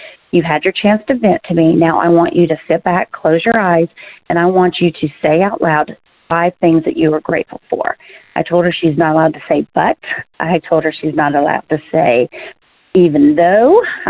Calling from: McDonough, Georgia, United States; Hi, Kelly and Jeff. … I am from McDonough, Georgia.

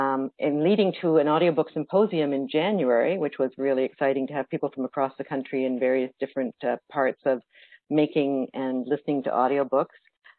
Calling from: Toronto, Ontario, Canada; Hi, I am calling in from my apartment in downtown Toronto.

